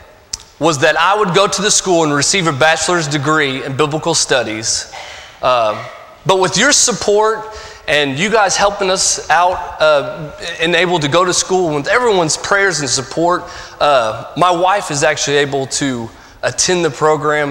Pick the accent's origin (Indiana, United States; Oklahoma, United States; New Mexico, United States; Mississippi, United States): Indiana, United States; Evansville; moved away as an adult; also born or lived in Mount Juliet, Tennessee; now in Knoxville, United States; I'm from Evansville, Indiana, born and raised.